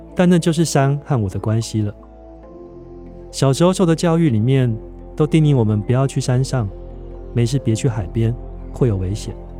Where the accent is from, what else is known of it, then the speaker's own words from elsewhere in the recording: Taiwan; 这座孕育我的海岛